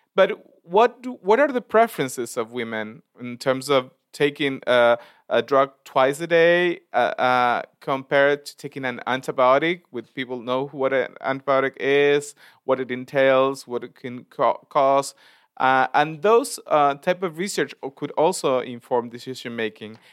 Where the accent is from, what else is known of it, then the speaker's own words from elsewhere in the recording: Argentina; I come from Argentina